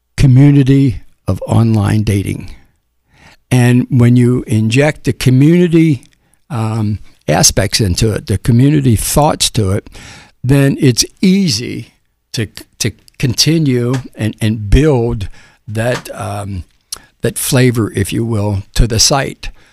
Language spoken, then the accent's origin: English; Cincinnati, Ohio, United States; moved away as an adult; now in Tampa, United States; I grew up in Cincinnati